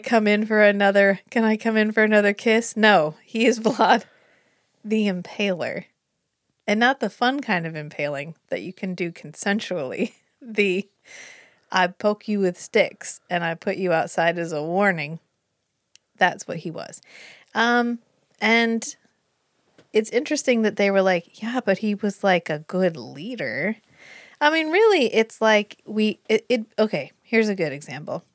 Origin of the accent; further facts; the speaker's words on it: United States; we're from America